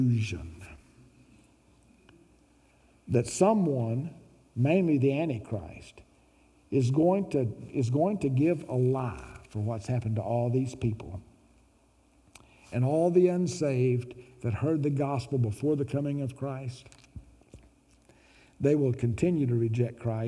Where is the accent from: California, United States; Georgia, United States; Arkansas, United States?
Arkansas, United States; Little Rock; Growing up in Little Rock, Arkansas